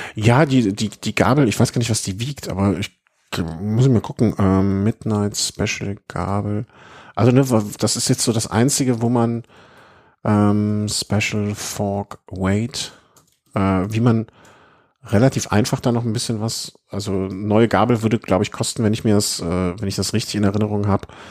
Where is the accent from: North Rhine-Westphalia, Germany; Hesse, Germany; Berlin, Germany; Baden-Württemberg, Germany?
North Rhine-Westphalia, Germany; Cologne; für mich als Kölner